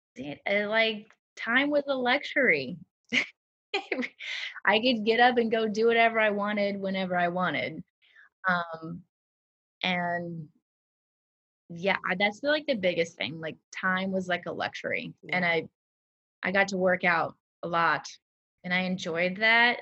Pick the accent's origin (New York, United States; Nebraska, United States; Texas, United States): Nebraska, United States; moved away as an adult; now in Harlem, United States; I'm from Nebraska